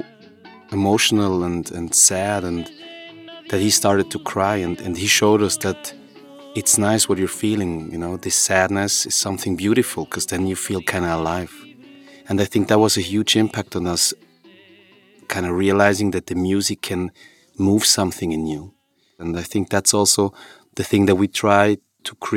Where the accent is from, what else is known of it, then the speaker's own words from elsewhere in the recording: Switzerland; We were born and raised in Switzerland